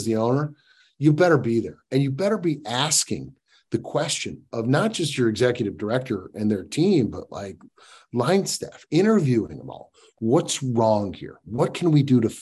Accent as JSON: {"language": "English", "town": "Northbrook", "region": "Illinois", "country": "United States", "tie": "born or raised there", "said": "I grew up in Northbrook, Illinois"}